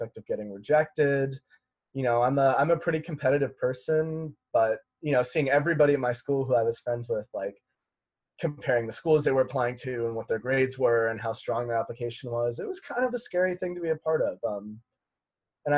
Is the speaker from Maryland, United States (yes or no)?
no; Las Vegas, Nevada, United States; moved away; I'm from Las Vegas, Nevada